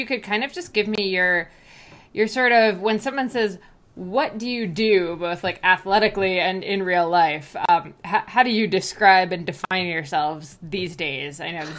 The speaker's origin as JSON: {"language": "English", "region": "New Jersey", "country": "United States", "said": "I'm American. I'm from New Jersey, which actually is like similar to a Midwest"}